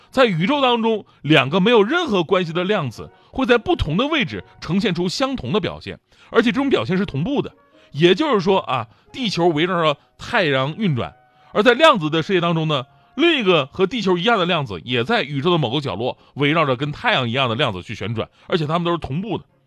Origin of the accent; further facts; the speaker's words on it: Changchun, Jilin, China; 去到我的家乡金陵长春，跟我们的家乡球队踢了一场友谊赛